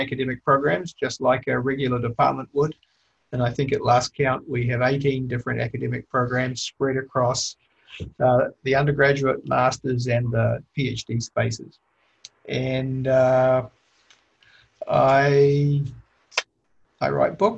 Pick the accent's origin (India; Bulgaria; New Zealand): New Zealand; moved away as an adult; also born or lived in Toronto, Canada; I was born in New Zealand.